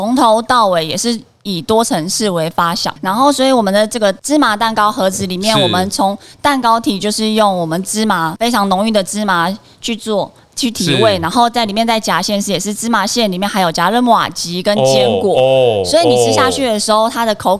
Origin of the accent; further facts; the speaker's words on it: Miaoli County, Taiwan; moved away; 回来自己的家乡以后，所以才会在去年的时候就推出以苗栗十八乡镇为主题。